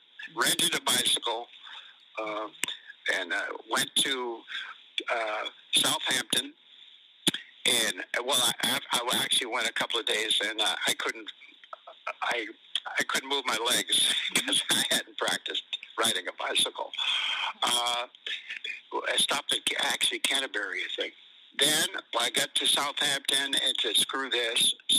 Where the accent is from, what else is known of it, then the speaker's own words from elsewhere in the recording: Ireland; now in United States; Then I went to Ireland and went to my hometown, and I spent about a month there. Lived in a barn, and then came back to the States.